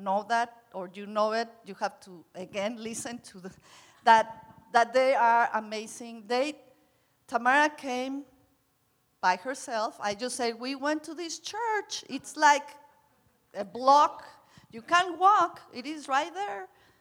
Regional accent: Mexico; I'm from Mexico, and in Mexico, kids stay in your home

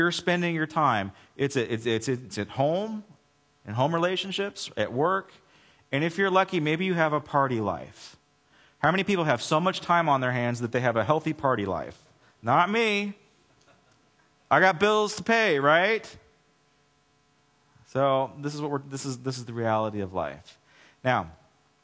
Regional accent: United States; I'm an American

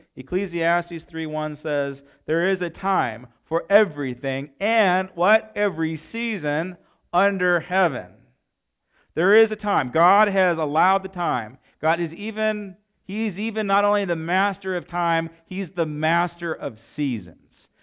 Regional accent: United States; I love my nation. I love being American.

